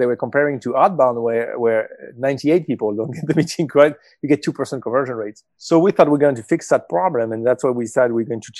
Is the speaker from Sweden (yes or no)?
no; Marseille, Provence-Alpes-Côte d'Azur, France; moved away as an adult; also born or lived in Paris / London / Hong Kong; I grew up in Marseille in South of France